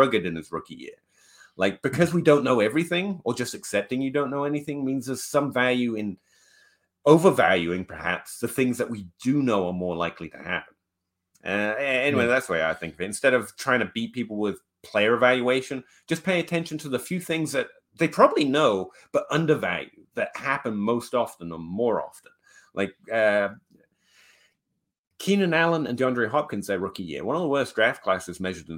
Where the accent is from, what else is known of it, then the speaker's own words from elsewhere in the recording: England, United Kingdom; I'm English